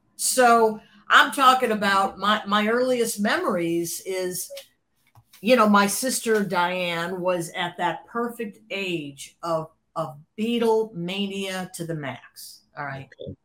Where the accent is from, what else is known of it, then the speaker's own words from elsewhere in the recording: Cleveland, Ohio, United States; moved away as an adult; now in Los Angeles, United States; growing up in Cleveland, Cleveland is uh, it, it's just by nature of the suburbs